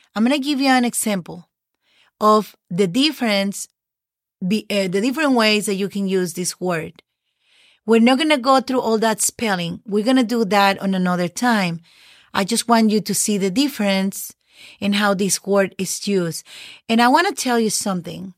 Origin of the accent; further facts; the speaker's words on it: Mexico; first language Spanish; English is a second language; moved away as an adult; now in United States; I'm just a native, you know, Spanish native speaker